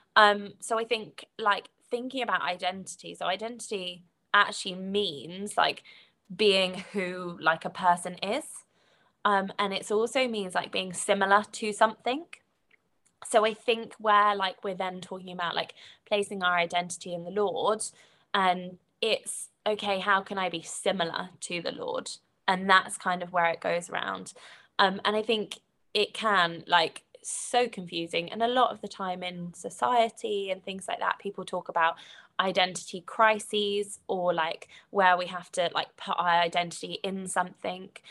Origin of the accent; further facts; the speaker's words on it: United Kingdom; accent: British; so you can probably tell from my accent, so I, I'm, I'm British